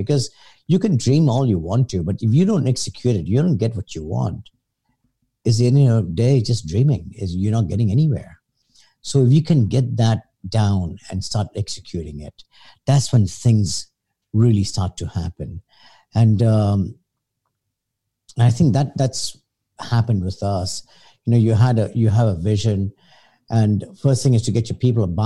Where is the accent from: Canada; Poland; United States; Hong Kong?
Hong Kong; I was born in Hong Kong. Lived all my life here except for high university